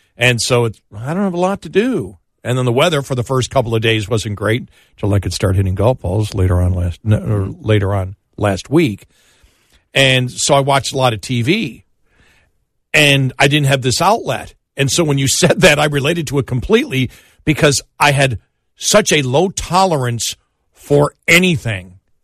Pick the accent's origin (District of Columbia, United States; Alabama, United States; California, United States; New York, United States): New York, United States; Buffalo; I'm from Buffalo and a Bills fan